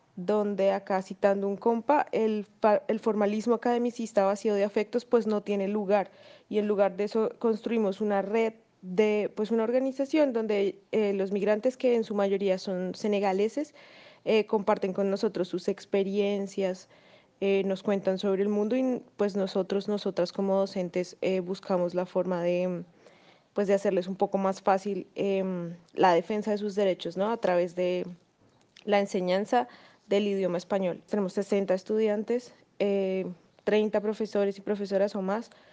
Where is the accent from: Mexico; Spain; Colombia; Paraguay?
Colombia; moved away as an adult; now in Argentina; Yo soy colombiana, eh, migré hace unos dos años acá